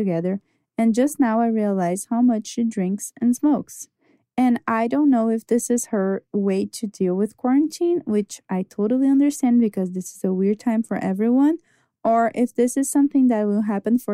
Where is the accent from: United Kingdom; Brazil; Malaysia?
Brazil; I'm from Brazil